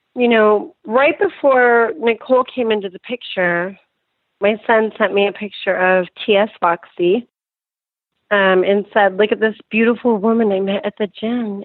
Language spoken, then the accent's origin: English; Reno, Nevada, United States; I grew up in Reno